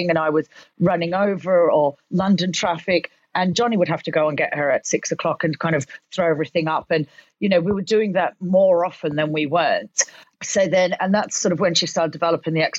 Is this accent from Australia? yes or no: yes; Australia; moved away as an adult; now in United Kingdom; me being from Australia and growing up in Australia